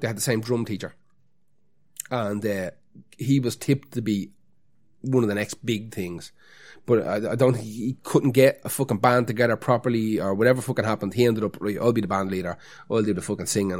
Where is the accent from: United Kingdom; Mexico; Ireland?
Ireland; Dublin, Leinster; we have to pretend not to be from Dublin